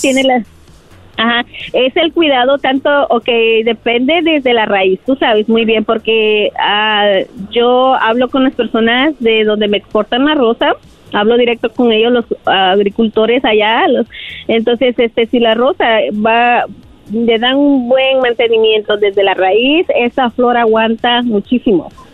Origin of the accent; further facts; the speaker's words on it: Guatemala; moved away; yo vengo de Guatemala. Ah, ah, aquí me casé con mi esposo que es de México